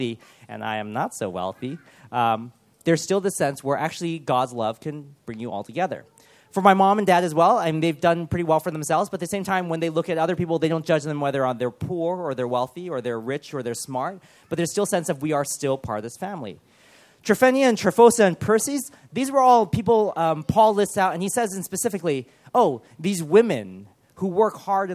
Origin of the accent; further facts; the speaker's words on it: Los Angeles, California, United States; growing up in Los Angeles